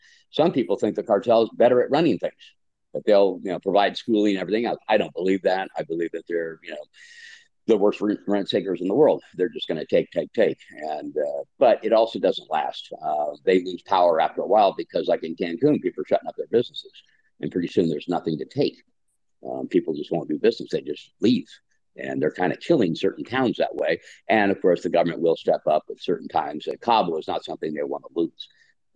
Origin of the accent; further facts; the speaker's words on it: United States; moved away as an adult; also born or lived in California / Washington / Baja California Sur, Mexico; now in La Paz, Mexico; I grew up in California and Washington since I was a kid